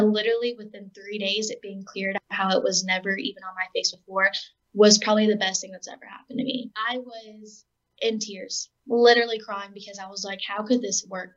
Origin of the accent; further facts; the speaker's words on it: Texas, United States; moved away as an adult; now in Arkansas, United States; I'm originally from Texas, so moving up here was a bit of change in weather